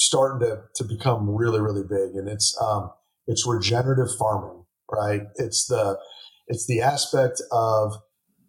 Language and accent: English; Texas, United States; I'm from Texas. I'm not from Atlanta